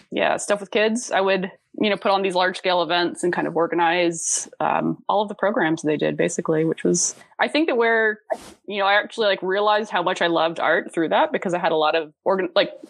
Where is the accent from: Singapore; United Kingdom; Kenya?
Singapore; also born or lived in Dubai, United Arab Emirates; So I actually grew up um, in Singapore and Dubai. I grew up overseas.